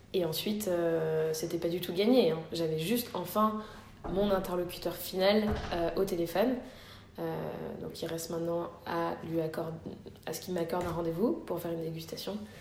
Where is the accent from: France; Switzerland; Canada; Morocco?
Morocco; quand on est marocain